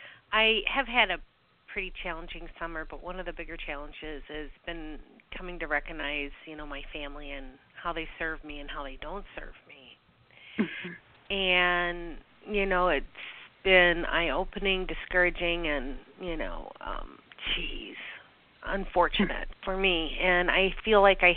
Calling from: Wisconsin, United States

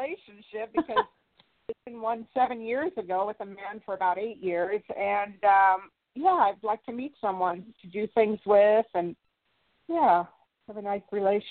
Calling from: Santa Barbara, California, United States; I'm calling while the mudslides are in Santa Barbara, California.

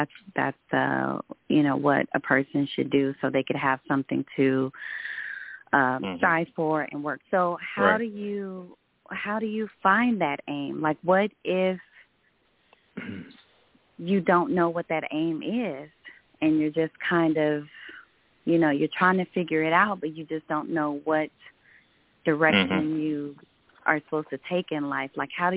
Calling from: Texas, United States

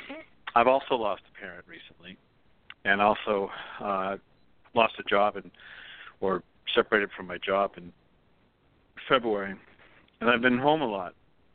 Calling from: Pennsylvania, United States; Hi, Michael. It's … from Pennsylvania.

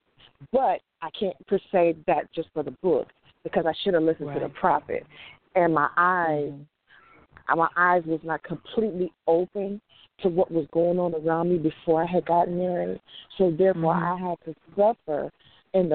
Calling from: Houston, Texas, United States; I'm calling from Houston

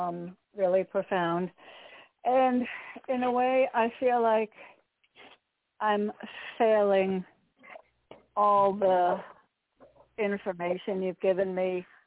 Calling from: Connecticut, United States; Hi, Candy. It's … in Connecticut.

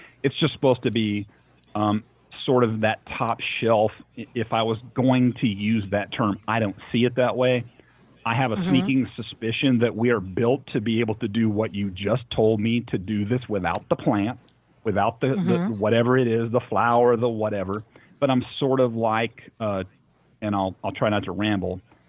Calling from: Nashville, Tennessee, United States; This is …. I'm calling from Nashville, Tennessee.

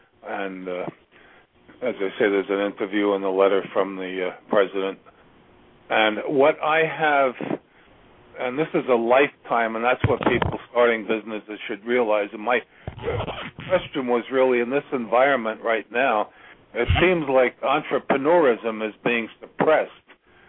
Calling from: Virginia, United States; I'm calling from Virginia.

